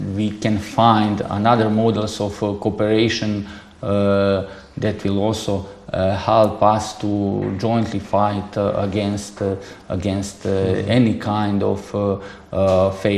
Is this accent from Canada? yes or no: no; Montenegro; English is a second language; moved away as an adult; now in China; I'm coming from Montenegro